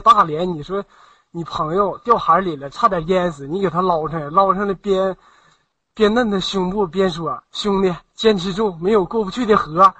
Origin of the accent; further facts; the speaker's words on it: Jinhua, Zhejiang, China; 我来自于浙江金华